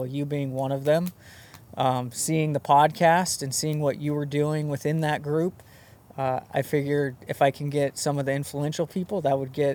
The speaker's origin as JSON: {"language": "English", "town": "Mountain Home", "region": "Idaho", "country": "United States", "tie": "born or raised there", "said": "I grew up in Mountain Home, Idaho"}